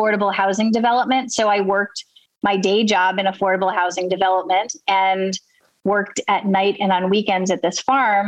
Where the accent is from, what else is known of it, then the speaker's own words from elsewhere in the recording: Buffalo, New York, United States; now in Baltimore, United States; I grew up in Buffalo, New York.